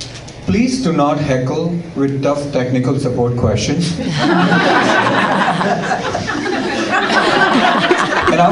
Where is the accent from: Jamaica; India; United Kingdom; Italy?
India; moved away as an adult; also born or lived in Oklahoma; now in Seattle, United States; when I was in India, I grew up in India